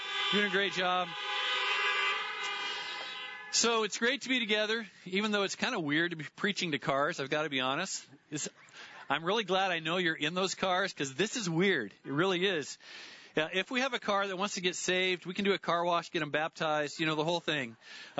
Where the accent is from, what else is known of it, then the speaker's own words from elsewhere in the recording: Lynden, Washington, United States; I grew up in Linden